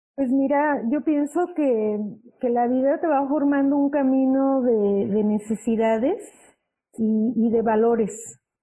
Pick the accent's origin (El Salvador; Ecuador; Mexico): Mexico; como buen mexicano o latinoamericano